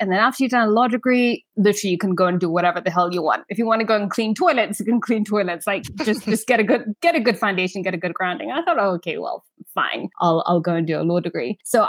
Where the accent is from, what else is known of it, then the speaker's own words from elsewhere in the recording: Kenya; I would say I had a pretty normal childhood. I mean, I think, you know, maybe a lot of people think of Kenya, third world